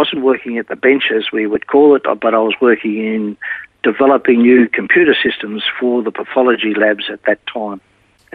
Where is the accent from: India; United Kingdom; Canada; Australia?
Australia; Melbourne, Victoria; I was born in Melbourne, in a little town called Heidelberg.